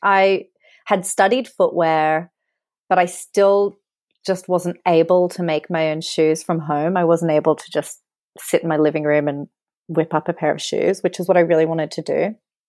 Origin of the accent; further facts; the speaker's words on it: Australia; moved away as an adult; also born or lived in Sydney; now in London, United Kingdom; I am Australian and I'm actually here right now on a holiday. So yeah, I've been living in London for about 11 years.